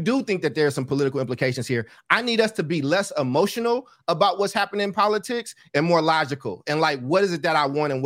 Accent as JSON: {"language": "English", "region": "California", "country": "United States", "said": "I'm from California where that shit gets more difficult."}